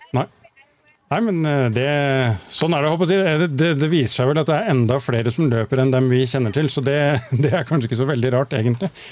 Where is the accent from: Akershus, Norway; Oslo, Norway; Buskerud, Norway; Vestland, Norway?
Oslo, Norway; moved away; Jeg har vokst opp på et sted som heter Høybråten i Oslo